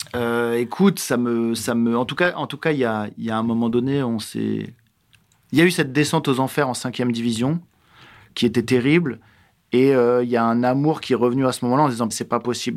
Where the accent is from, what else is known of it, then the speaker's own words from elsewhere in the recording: Strasbourg, Grand Est, France; also born or lived in Grasse; j'ai grandi ici. Je suis né à Grasse, si tu veux, parce qu'ils sont partis deux ans dans le sud, mais ils sont revenus assez vite en Alsace. Et moi, j'ai grandi euh, et j'ai été élevé ici